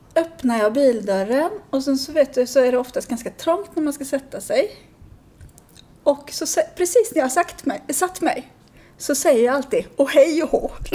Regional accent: Sweden; jag är ju svensk

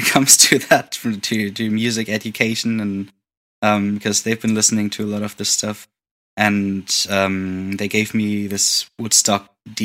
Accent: near Wiesbaden, Hesse, Germany; moved away as an adult; also born or lived in Hamburg; now in Berlin, Germany; very close to my hometown. Like, the nearest bigger city is called Wiesbaden

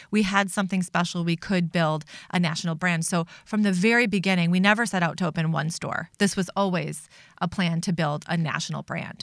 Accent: Chicago, Illinois, United States; moved away as an adult; now in Minnesota, United States; I was raised in Chicago

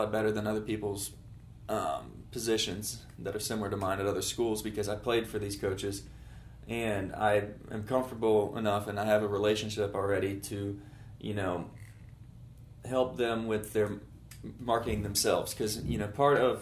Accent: Greenville, North Carolina, United States; I'm from Greenville, North Carolina, and I grew up in the student section of ECU

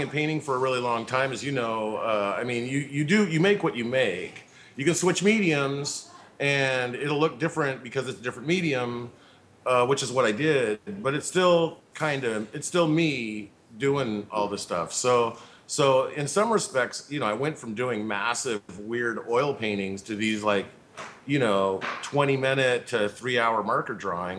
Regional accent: Tacoma, Washington, United States; I was raised in Tacoma

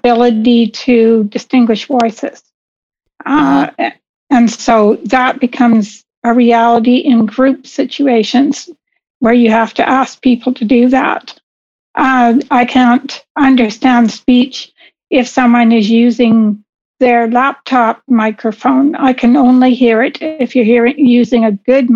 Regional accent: Vancouver, British Columbia, Canada; moved away as an adult; also born or lived in Windsor, Ontario; I was originally born in Windsor, Ontario, but I moved to British Columbia, to Vancouver, when I was two or three, somewhere in there. So I grew up in Vancouver, and I lived there until I was in my mid-40s.

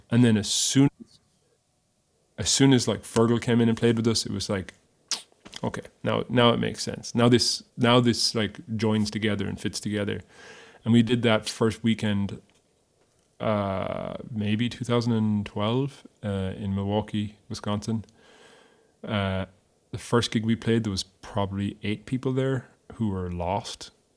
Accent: Ireland; moved away as an adult; now in Nashville, United States; I am an Irishman abroad. I am foreign. I'm exotic. I come from somewhere else

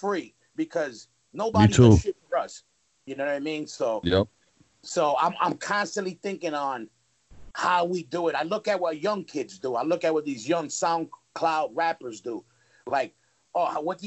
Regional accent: New York City, New York, United States; also born or lived in Manhattan, New York; And then I moved to Queens when I was about six years old

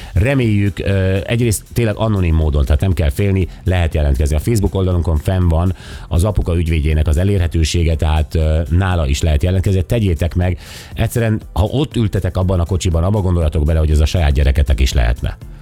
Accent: Szeged, Csongrád-Csanád, Hungary

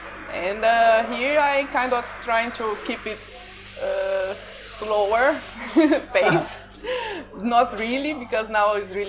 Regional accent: Brazil; English is a second language; moved away as an adult; now in Phuket, Thailand; I come from Brazil, and I live abroad since 15 years.

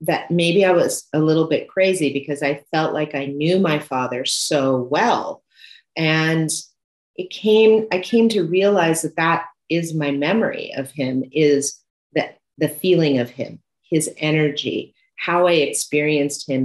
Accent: Santa Monica, California, United States; I was born in Santa Monica, California.

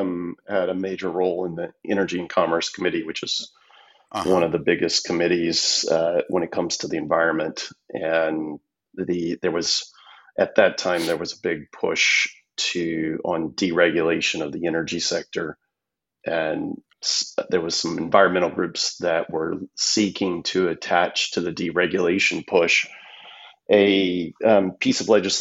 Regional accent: Denton, Texas, United States; moved away as an adult; also born or lived in Republic of the Congo; I'm originally from Texas. I grew up north of Dallas in what was a somewhat small town at the time. It's not so small anymore, Denton, Texas. I spent most of my young life in Texas

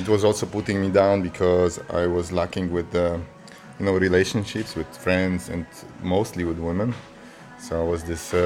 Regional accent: Poland; moved away; also born or lived in Zurich, Switzerland; I'm originally from Poland, but I lived in Switzerland, in Zurich.

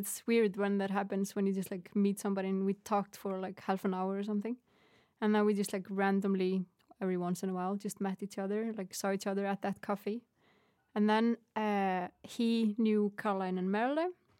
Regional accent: Iceland; English is a second language; because I'm from Iceland and I just finished my studies and I could have, I don't know, just gone home

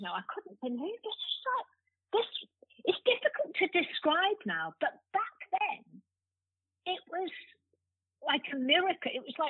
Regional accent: North Wales, United Kingdom; moved away as an adult; because I grew up in North Wales

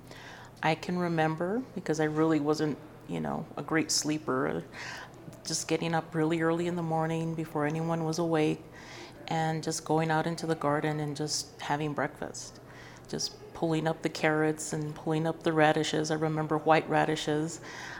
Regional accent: Santa Fe, New Mexico, United States; I'm from Santa Fe, New Mexico, and so my story with seeds is really just about my family and how I was raised

